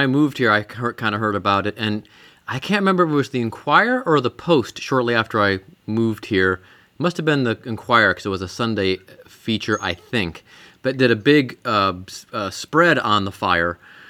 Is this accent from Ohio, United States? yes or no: yes; Cleveland, Ohio, United States; I'm from Cleveland, so I know a lot about that.